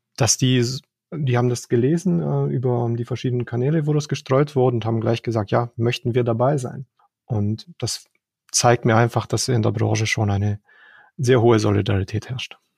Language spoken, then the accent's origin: German; Romania; now in Germany; ich bin in Rumänien geboren, bin dann 1989 nach Deutschland gekommen